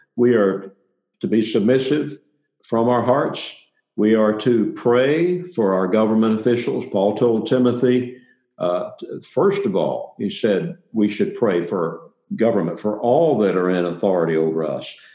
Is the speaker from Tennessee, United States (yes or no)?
yes; Middle Tennessee, United States; I grew up in Middle Tennessee